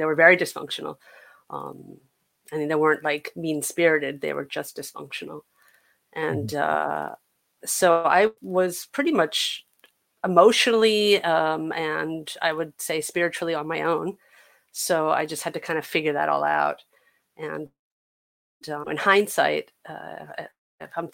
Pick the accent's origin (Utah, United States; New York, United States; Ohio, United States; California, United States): New York, United States; New York City; I am a New York City kid. I was born and raised in Upper Manhattan, Upper West Side